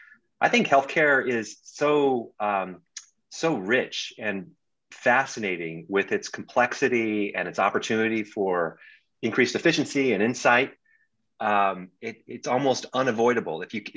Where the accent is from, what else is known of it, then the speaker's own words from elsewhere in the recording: Bangkok, Thailand; also born or lived in New Delhi, India; I lived abroad for a lot of my life. I grew up in Bangkok, Thailand, in New Delhi, India, where my father was with the State Department.